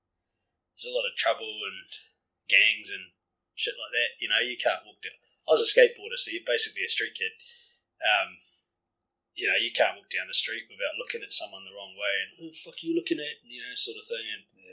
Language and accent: English; Auckland, New Zealand; I'm from South Auckland, and it's fucking night and day compared to this place.